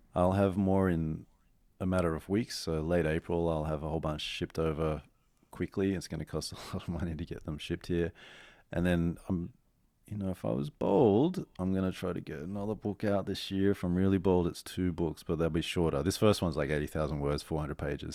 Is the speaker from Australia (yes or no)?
yes; Australia; moved away as an adult; now in New York, United States; I'm in New York as an Aussie